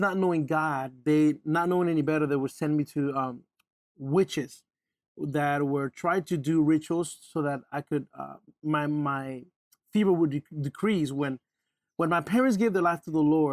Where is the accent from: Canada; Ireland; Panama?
Panama; We're from Panama